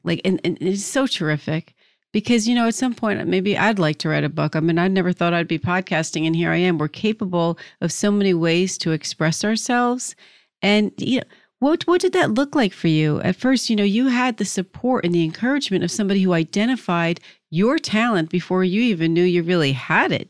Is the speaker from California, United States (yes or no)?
no; New Jersey, United States; I'm from New Jersey